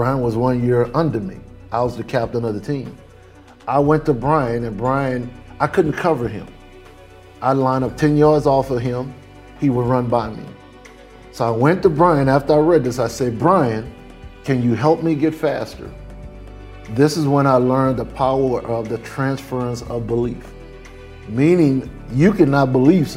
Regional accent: New Orleans, Louisiana, United States; I grew up in Holly Grove, same area, Lil Wayne, all of us from the same

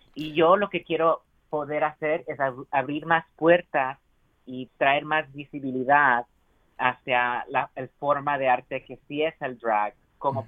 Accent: United States; first language Spanish; aunque sea chicano y crecí aquí en los Estados Unidos

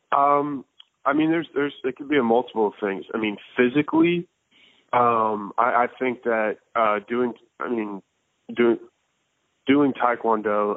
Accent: Tampa, Florida, United States; I grew up in Tampa, Florida

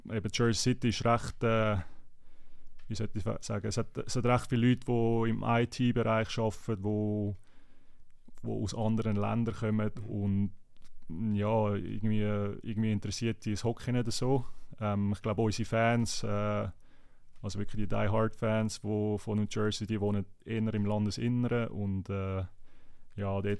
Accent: Zurich, Switzerland; Ich meine, ich bin selber ein Zürcher und habe dort gespielt

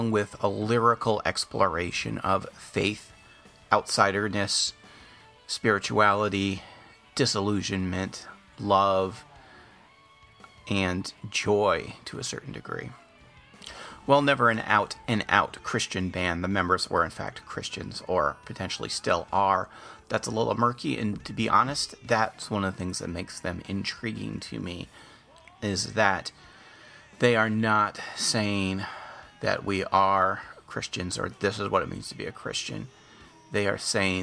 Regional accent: Ann Arbor, Michigan, United States; also born or lived in Sault Ste. Marie, Michigan; I had left my hometown of Ann Arbor, Michigan

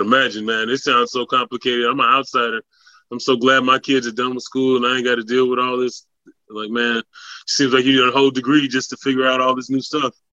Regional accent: West Coast, United States; moved away; I'm from the West Coast

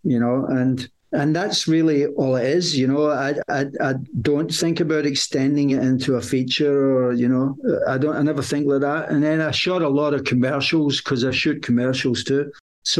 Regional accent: United Kingdom; I'm British

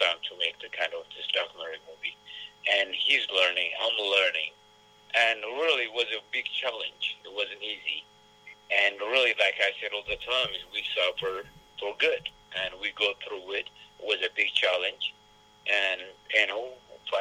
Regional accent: Ethiopia; first language Amharic; English is a second language; moved away; translate my Amharic to English

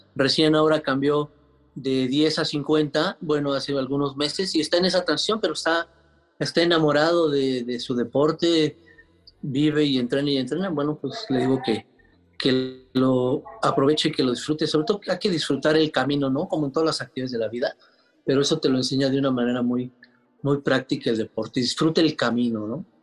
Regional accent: Mexico; como somos los, los mexicanos, los latinos

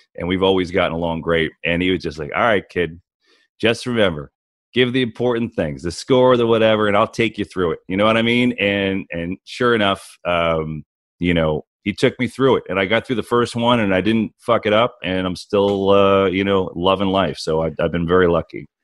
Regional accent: New Jersey, United States; moved away; I grew up in New Jersey, uh, the shadow New York City

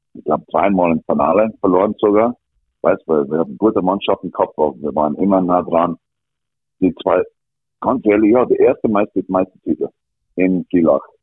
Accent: Alberta, Canada; born or raised there; German is a second language; moved away as an adult; also born or lived in Villach, Austria

